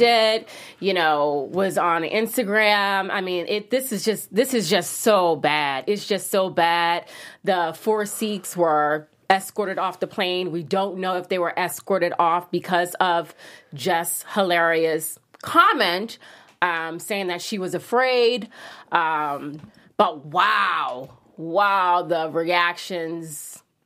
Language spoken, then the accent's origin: English; New York City, New York, United States; moved away; I'm a New Yorker